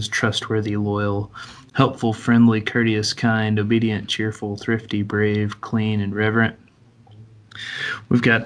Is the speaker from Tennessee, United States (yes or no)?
yes; Tennessee, United States; moved away as an adult; also born or lived in Washington State; I come from Tennessee originally